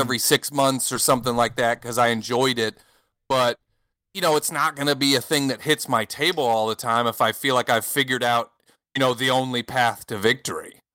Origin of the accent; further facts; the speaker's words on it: United States; moved away as an adult; now in France; I grew up in America, but I live in France now